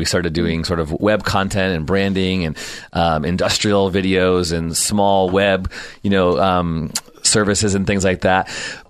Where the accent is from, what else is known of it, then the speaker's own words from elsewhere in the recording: Chicago, Illinois, United States; I'm from Chicago, Illinois. Okay. I grew up there.